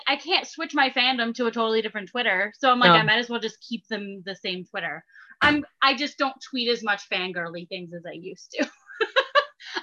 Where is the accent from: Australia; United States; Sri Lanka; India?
United States; Kansas; moved away as an adult; now in New York, United States; I'm originally from Kansas. So I moved out east and 2013